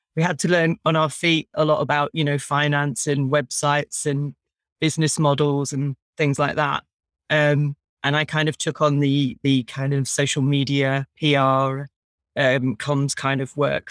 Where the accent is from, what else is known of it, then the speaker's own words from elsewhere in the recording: Brighton, South East England, United Kingdom; I was brought up in Brighton